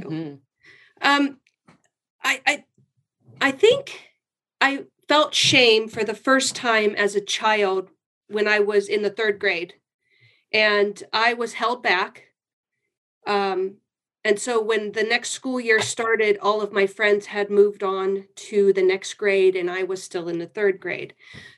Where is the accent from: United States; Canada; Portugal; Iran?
United States; Canton, Ohio; moved away as an adult; now in Gilroy, United States; I was born and raised in Canton, Ohio. I've been in California about over 30 years